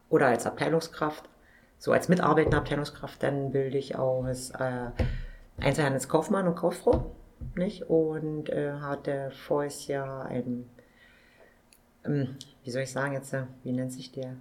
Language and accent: German; Forst, Brandenburg, Germany; den Markt in meiner Heimatstadt wieder übernehmen